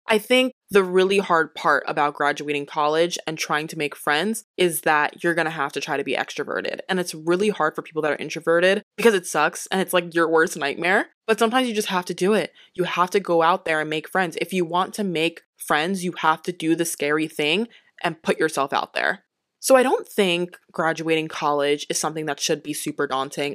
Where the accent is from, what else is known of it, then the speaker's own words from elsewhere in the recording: Delaware, United States; I'm from Delaware too.